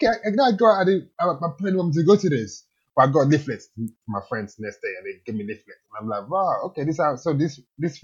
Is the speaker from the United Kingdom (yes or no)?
yes; Kent, South East England, United Kingdom; also born or lived in Nigeria; I grew up in Kent